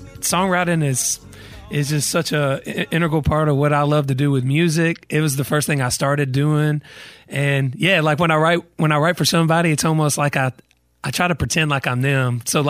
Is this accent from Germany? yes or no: no; Douglasville, Georgia, United States; Douglasville. So it's about an hour outside of Atlanta. And it's a big reason why my music has the vibe that it has, because I grew up in the country, but I was only an hour from Atlanta.